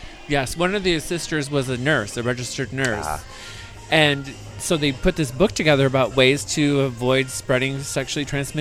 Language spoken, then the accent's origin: English; Michigan, United States; also born or lived in Grand Rapids, Michigan; now in San Francisco, United States; when I was growing up in Michigan